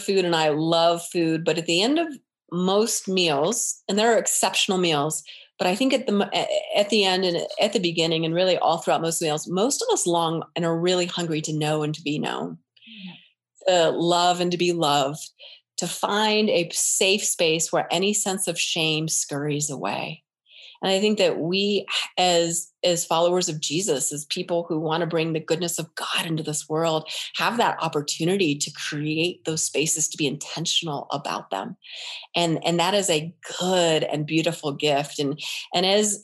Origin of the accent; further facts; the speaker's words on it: United States; We're American.